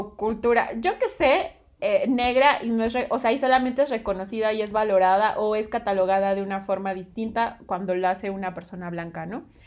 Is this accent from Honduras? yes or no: no; southern Veracruz, Mexico; yo, yo nací en Veracruz, en el sur de Veracruz